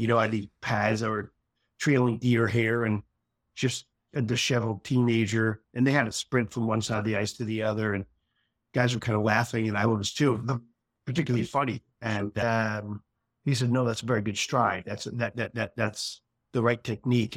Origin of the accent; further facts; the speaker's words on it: Philadelphia, Pennsylvania, United States; I grew up in Philadelphia